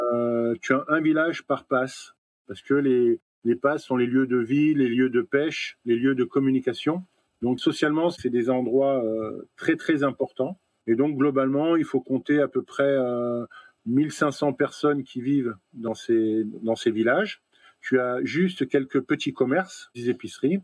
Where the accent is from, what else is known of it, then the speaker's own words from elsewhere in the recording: French Polynesia; now in Rangiroa, French Polynesia; Je suis né à Tahiti